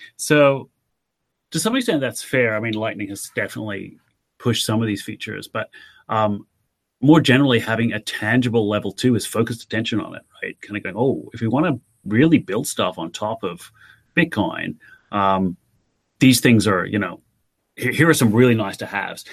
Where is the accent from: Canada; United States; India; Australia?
Australia; Adelaide, South Australia; was in Adelaide, Australia, so uh, which is my hometown